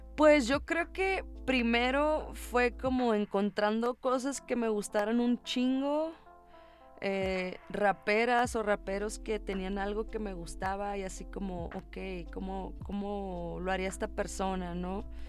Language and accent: Spanish; Monterrey, Nuevo León, Mexico; moved away as an adult; also born or lived in Los Angeles; now in Mexico City, Mexico; soy de México, soy una rapera mexicana